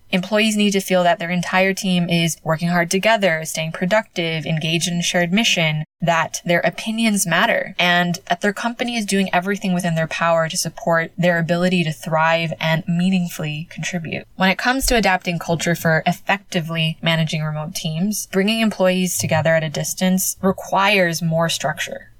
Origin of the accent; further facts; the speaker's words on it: United States; moved away as an adult; now in Spain; as a Filipino American, as a daughter of immigrants